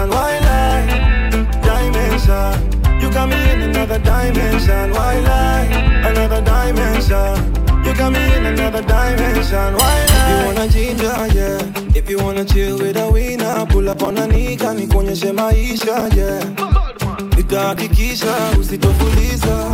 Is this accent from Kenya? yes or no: yes; Kenya; I'm Kenyan, so you know I'm a marathon runner.